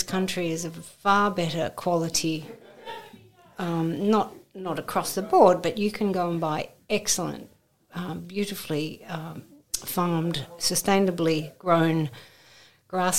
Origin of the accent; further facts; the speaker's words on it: Australia; now in United Kingdom; growing up in Oz